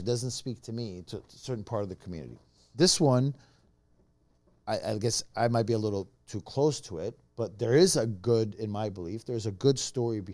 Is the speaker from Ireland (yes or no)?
no; Brazil; now in San Diego, United States; growing up in Brazil